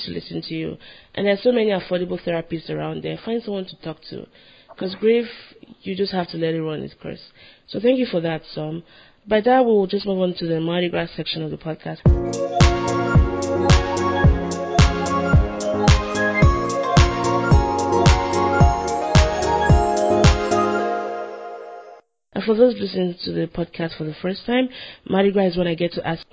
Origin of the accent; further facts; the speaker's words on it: Nigeria; moved away as an adult; now in United States; I'm Nigerian